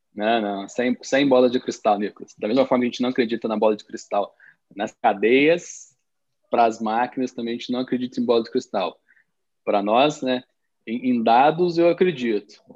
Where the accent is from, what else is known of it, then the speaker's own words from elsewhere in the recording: south of Minas Gerais, Brazil; also born or lived in Belo Horizonte region; now in Belo Horizonte, Brazil; eu venho do sul de Minas, moro em, em, na região de Belo Horizonte hoje, mas sou de uma região cafeeira